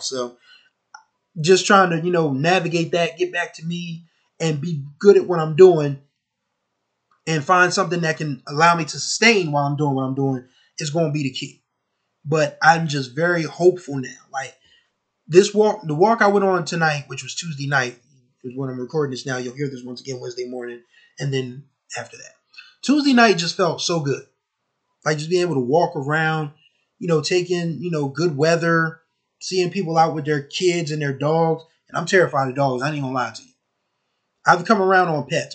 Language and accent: English; Wilmington, Delaware, United States; my hometown of Wilmington, Delaware